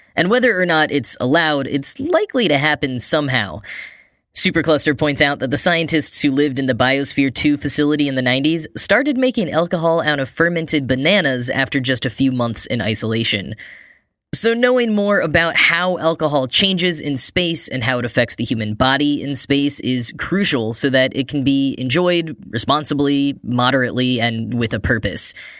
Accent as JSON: {"language": "English", "country": "United States", "said": "as an American"}